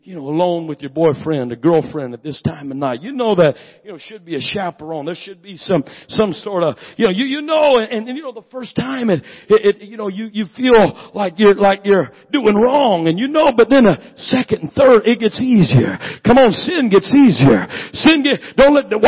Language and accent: English; Washington, United States; moved away; That's why I'm a Yankee. Born and raised in Washington